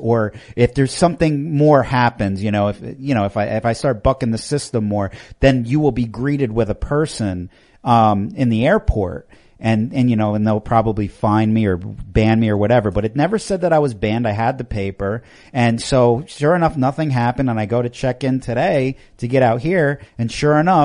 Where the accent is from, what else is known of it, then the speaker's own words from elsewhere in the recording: New York, United States; now in the South, United States; I grew up in New York